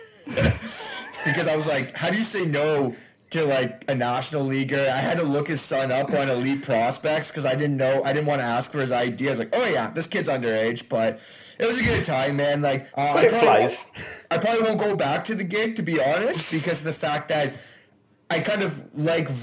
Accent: Canada; I'm Canadian

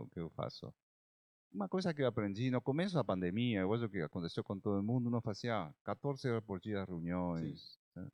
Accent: Argentina; Portuguese is a second language; moved away as an adult; now in Brazil; É, eu sou argentino, moro no Brasil desde 2003, já são 19 anos

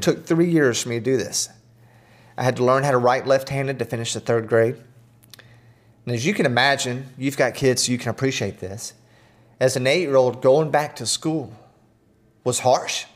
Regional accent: Atlanta, Georgia, United States; growing up in Atlanta

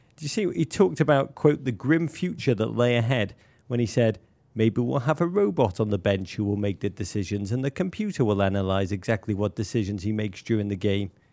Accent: Liverpool, North West England, United Kingdom; moved away; a boy growing up in Liverpool in the nineteen eighties

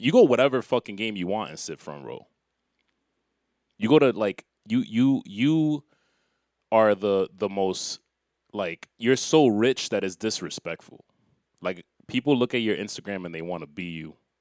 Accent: New York, United States; I'm from New York.

